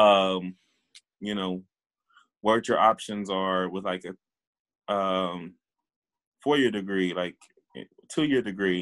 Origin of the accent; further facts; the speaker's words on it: Waco, Texas, United States; also born or lived in Hillsboro, Texas; I live in Waco, Texas, and work um, yeah, I grew up here in Waco. I went to Waco ISD my whole life